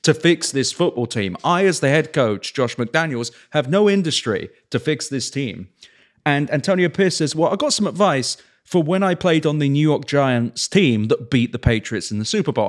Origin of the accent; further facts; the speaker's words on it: England, United Kingdom; also born or lived in Oakland; now in Las Vegas, United States; growing up in England